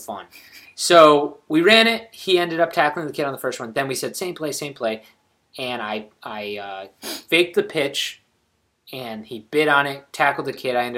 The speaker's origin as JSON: {"language": "English", "town": "Orlando", "region": "Florida", "country": "United States", "tie": "born or raised there", "said": "We grew up in Orlando"}